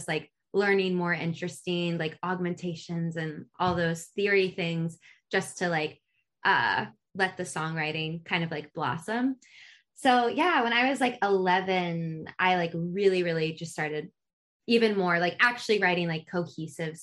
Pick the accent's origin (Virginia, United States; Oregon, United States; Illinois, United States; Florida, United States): Virginia, United States; Richmond; moved away as an adult; now in Nashville, United States; I'm from Richmond, Virginia, where I spent most of my life before moving to Nashville